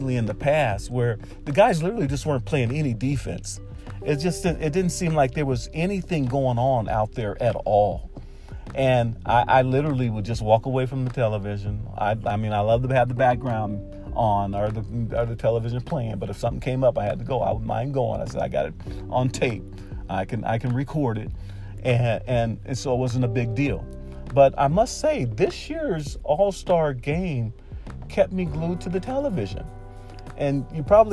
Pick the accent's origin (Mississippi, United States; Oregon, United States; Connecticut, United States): Oregon, United States; Portland; now in Fairbanks, United States; I came here from Portland, Oregon